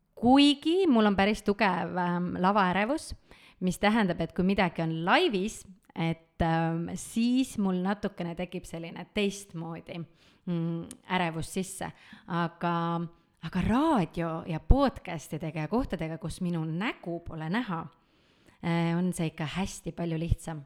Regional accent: Tallinn, Harju County, Estonia; olen ma Tallinnas sündinud, Tallinnas kasvanud

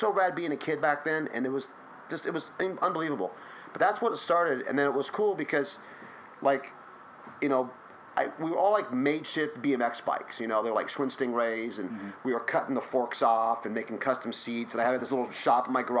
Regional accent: Fullerton, California, United States; I grew up in Orange County. And I grew up in Fullerton, where I have my shop now

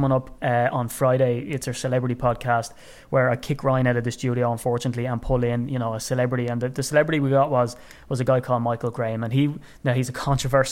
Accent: Ireland

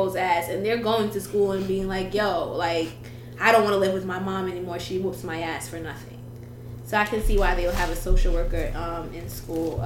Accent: Jamaica; moved away; we're Jamaican

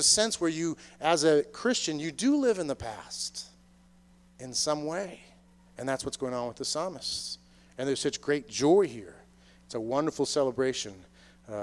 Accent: Boston, Massachusetts, United States; moved away as an adult; also born or lived in Maryland; I grew up in the Boston area

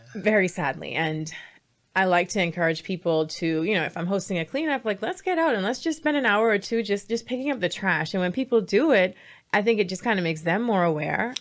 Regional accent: Bahamas; I'm from the Bahamas

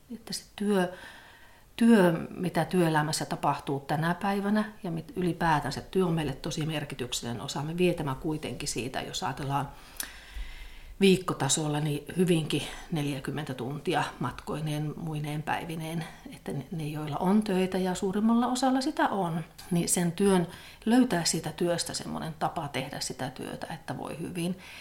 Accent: Pello, Lapland, Finland; moved away as an adult; now in Rovaniemi, Finland; minun juuret on siellä Torniokilaaksossa. Että mä olen syntynyt, syntynyt semmoisessa pienessä kylässä Pellon kunnassa ja ja sieltä sitten lähtenyt, lähtenyt opiskelemaan

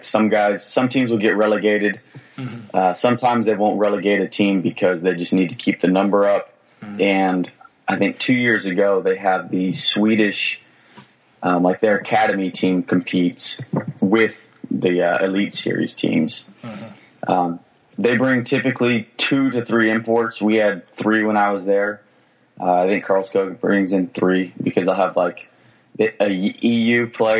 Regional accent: Texas, United States; I'm from Texas

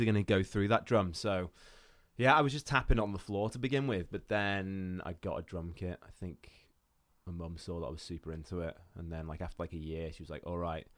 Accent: Iran; moved away; I grew up in Iran

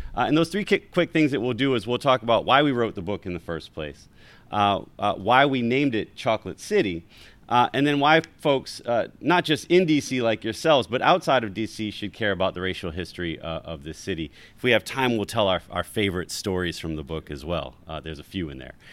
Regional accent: Baltimore, Maryland, United States; moved away as an adult; also born or lived in New Haven; now in Washington, D.C., United States; I was born in New Haven, grew up in Baltimore, and moved to Washington, D C after I finished graduate school

